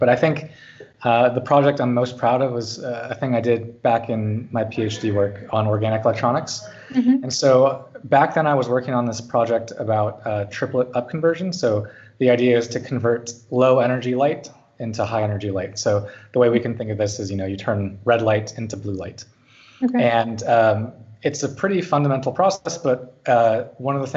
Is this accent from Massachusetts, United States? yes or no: no; California, United States; moved away as an adult; now in Zurich, Switzerland; I grew up in California